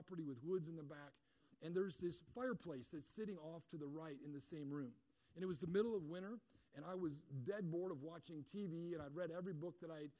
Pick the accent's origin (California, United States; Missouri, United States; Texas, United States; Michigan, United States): Michigan, United States; I grew up in Michigan